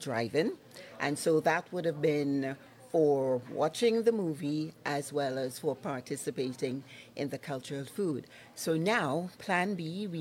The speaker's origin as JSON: {"language": "English", "country": "Trinidad & Tobago", "moved": "as an adult", "lives_now": "Lloydminster, Canada", "said": "I'm from Trinidad and Tobago."}